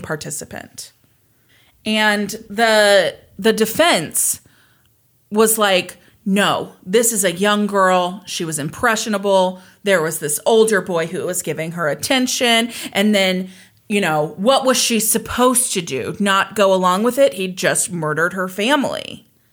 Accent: Kansas, United States; I was born and raised in Kansas

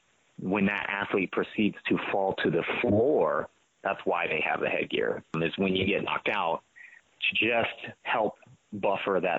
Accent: United States; As Americans

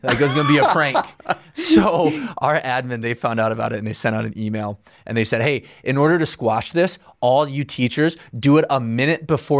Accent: South Dakota, United States

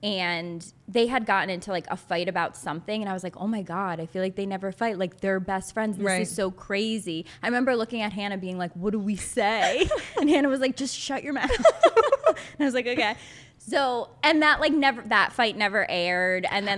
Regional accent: New York, United States; Like growing up, obviously I didn't grow up in New York City, but growing up in New York mm-hmm. and then I've lived in the city for 10 years now, the South is so different.

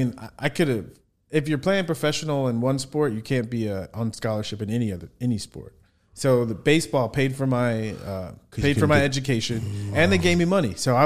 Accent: San Diego, California, United States; I grew up in San Diego, California.

